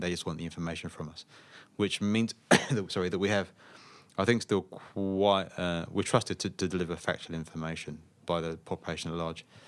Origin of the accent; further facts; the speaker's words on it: Slough, South East England, United Kingdom; moved away as an adult; now in Australia; I grew up in a town in Slough, in southeast England.